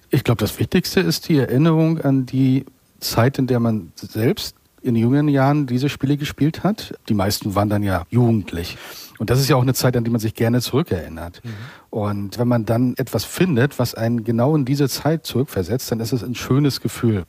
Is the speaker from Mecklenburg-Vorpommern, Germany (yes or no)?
yes; Waren, Mecklenburg-Vorpommern, Germany; moved away; also born or lived in Berlin; in meiner Heimatstadt Warn, wo ich geboren und aufgewachsen bin